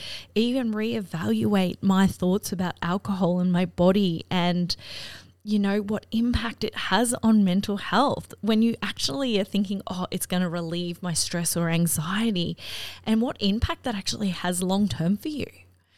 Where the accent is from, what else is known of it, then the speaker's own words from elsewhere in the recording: Australia; growing up in Australia, it's a really big drinking culture here